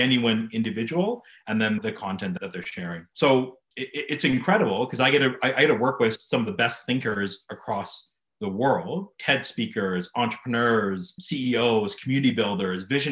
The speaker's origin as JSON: {"language": "English", "town": "Calgary", "region": "Alberta", "country": "Canada", "tie": "born or raised there", "said": "I'm born and raised Calgarian. This place is home for me"}